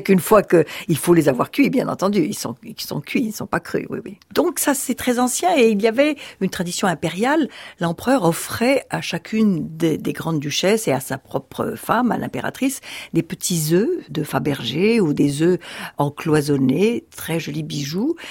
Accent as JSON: {"language": "French", "town": "Rabat", "region": "Rabat-Salé-Kénitra", "country": "Morocco", "tie": "born or raised there", "moved": "yes", "lives_now": "France", "said": "là où je suis né, à Rabat, tout de suite après la guerre"}